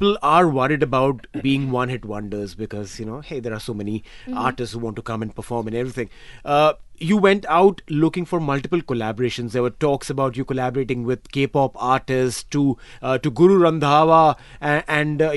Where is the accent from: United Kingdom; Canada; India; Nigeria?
India; now in United Arab Emirates; I'm from India